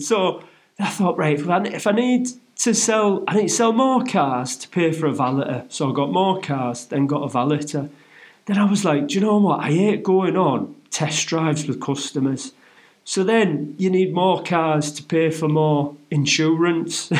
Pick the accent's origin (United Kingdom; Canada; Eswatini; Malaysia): United Kingdom; Middlesbrough, North East England; moved away; my hometown of Middlesbrough